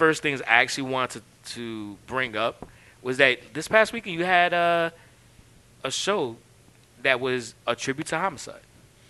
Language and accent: English; New York City, New York, United States; That is why I'm from East Harlem.